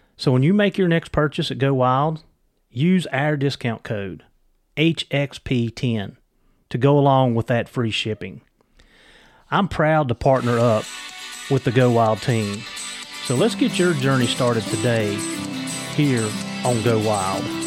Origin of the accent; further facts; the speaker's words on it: Virginia, United States; also born or lived in Christiansburg, Virginia; I'm from Virginia